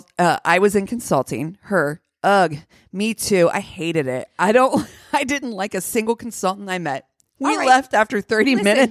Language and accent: English; Canada; Me, I grew up in Canada.